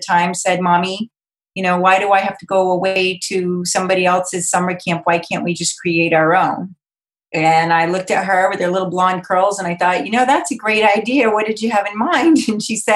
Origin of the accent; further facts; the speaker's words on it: Cape Cod, Massachusetts, United States; I'm originally from Cape Cod, Massachusetts, so I was born and raised on the ocean